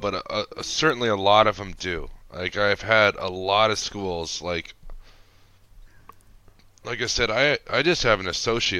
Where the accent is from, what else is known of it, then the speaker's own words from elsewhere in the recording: United States; accent: American; moved away as an adult; now in China; they picked me because I'm American.